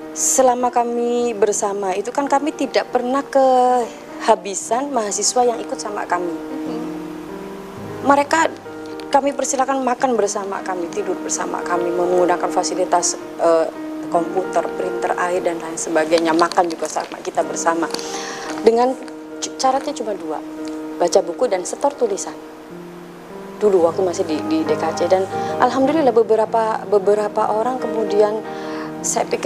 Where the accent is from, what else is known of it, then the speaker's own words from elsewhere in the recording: Balerante, Central Java, Indonesia; Desa saya Balerante, Balerante nanti punya perpustakaan yang kemudian orang dari mana pun bisa datang ke situ ketika membutuhkan.